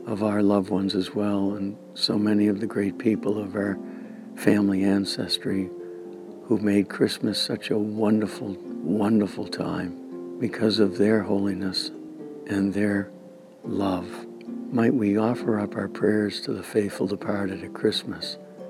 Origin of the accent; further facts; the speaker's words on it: Clinton, Massachusetts, United States; my hometown original parish of St. John, the Guardian of Our Lady, in Clinton, Mass.